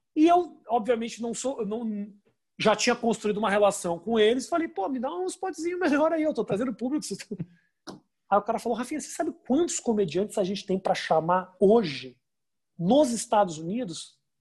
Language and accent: Portuguese; Brazil; moved away; eu sou de, de, do Brasil